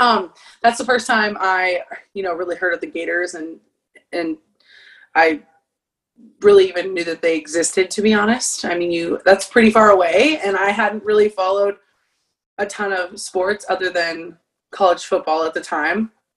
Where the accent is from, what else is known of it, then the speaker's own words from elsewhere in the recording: Phoenix, Arizona, United States; moved away; I'm from Phoenix, Arizona, so I grew up an Arizona State fan.